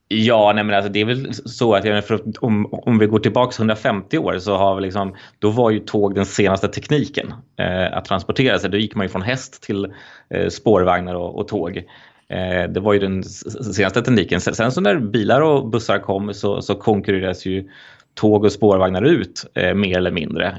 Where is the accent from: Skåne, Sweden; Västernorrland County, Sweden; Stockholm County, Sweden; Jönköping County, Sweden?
Stockholm County, Sweden; Stockholm; jag är uppvuxen eh, i, i Stockholm eh, och har bott här nästan hela mitt liv